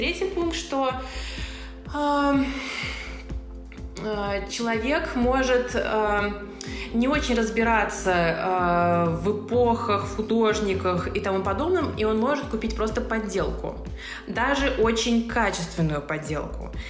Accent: Saint Petersburg, Russia; moved away as an adult; now in Moscow, Russia; я решила переехать в Москву. Я из Петербурга.

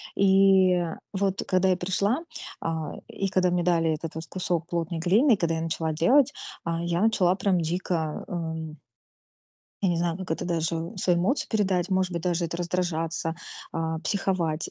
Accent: Nizhny Novgorod, Nizhny Novgorod Oblast, Russia; в городе, в Нижнем Новгороде, да, я из Нижнего Новгорода

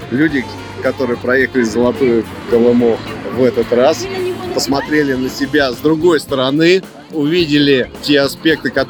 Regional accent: Saint Petersburg, Russia; Да, местный.

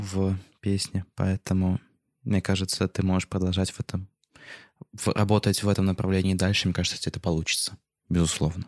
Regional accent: Moscow, Russia; это вот мой родной город

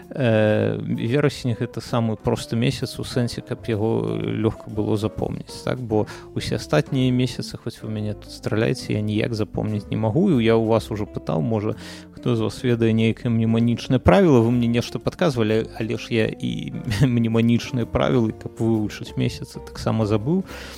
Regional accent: Belarus; moved away; я як беларус які жыве за мяжой

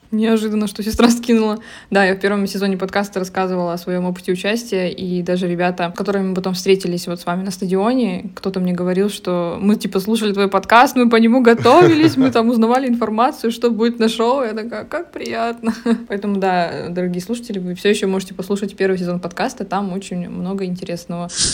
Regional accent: Zabaykalsky Krai, Russia; родилась как бы уже в поселке в Забайкальском крае

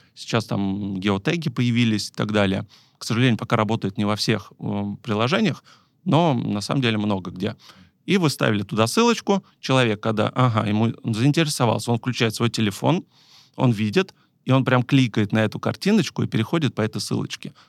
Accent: Tver, Tver Oblast, Russia; я сам из Твери

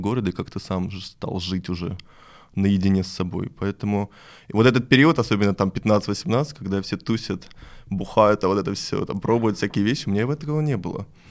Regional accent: Perm, Perm Krai, Russia; я из Перми

